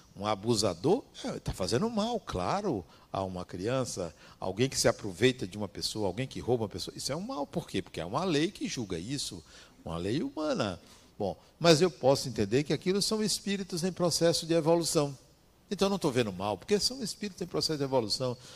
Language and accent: Portuguese; interior of Bahia, Brazil; eu vim do interior da Bahia